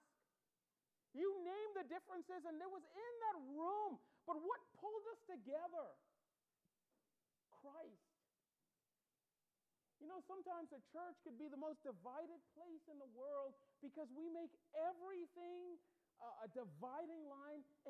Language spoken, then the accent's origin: English; Bahamas; accent: Bahamian; moved away as an adult; I grew up in the Bahamas. I was born there, raised there